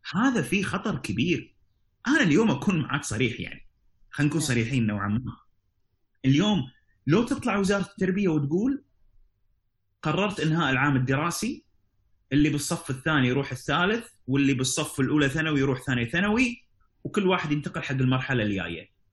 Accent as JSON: {"language": "Arabic", "country": "Kuwait", "said": "عندنا في الكويت"}